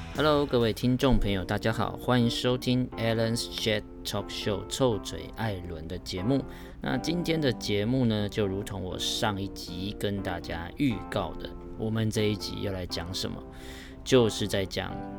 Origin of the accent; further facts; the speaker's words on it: Taiwan; 明明我是台湾人